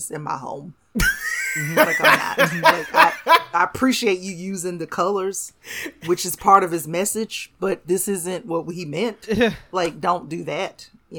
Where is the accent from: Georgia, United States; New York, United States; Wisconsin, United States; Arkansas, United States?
Georgia, United States; I grew up in Georgia.